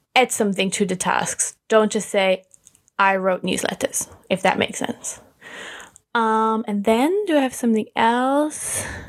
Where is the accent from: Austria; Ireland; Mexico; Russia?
Austria; moved away as an adult; now in United Kingdom; I'm originally from Austria